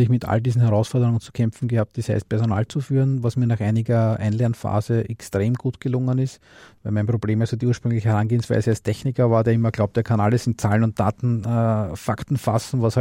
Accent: Austria; Ne, ich bin aus Österreich.

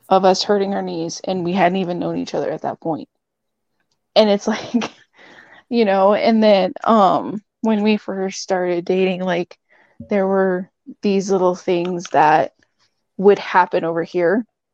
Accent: Netherlands; We're all from the Netherlands.

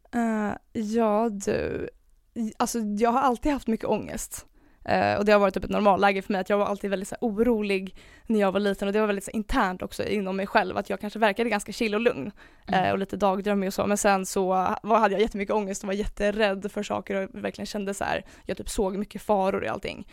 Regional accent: Stockholm, Stockholm County, Sweden; jag är 24 år från Stockholm

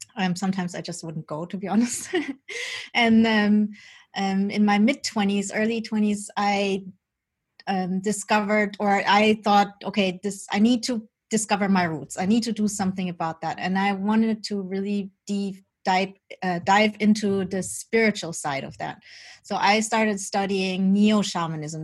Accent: Germany; also born or lived in Colombia; I was born in Colombia. My birth mother is um, indigenous from the Embera tribe, and they still have like their own customs and they still work with shamans and all that. But I was adopted as a baby by my Dutch parents, and I grew up during Germany

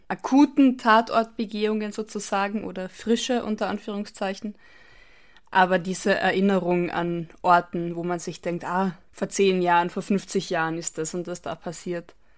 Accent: Carinthia, Austria; moved away; also born or lived in Bavaria, Germany; meinem Heimatort

